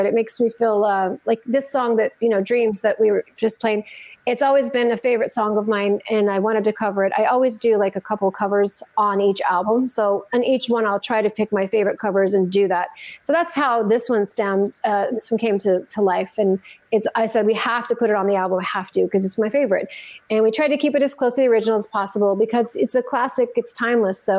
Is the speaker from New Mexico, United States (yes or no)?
yes; Santa Fe, New Mexico, United States; I grew up in Santa Fe, New Mexico